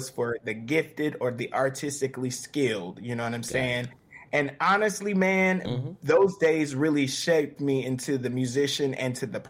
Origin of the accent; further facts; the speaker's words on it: Charlotte, North Carolina, United States; Growing up in Charlotte has been a treat, man. You know, I grew up, my dad was a deacon in the Baptist church.